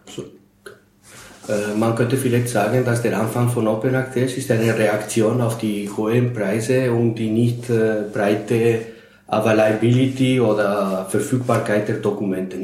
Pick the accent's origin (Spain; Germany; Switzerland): Spain; now in Austria; Ich bin in Spanien geboren, aber schon seit 40 Jahren in Österreich.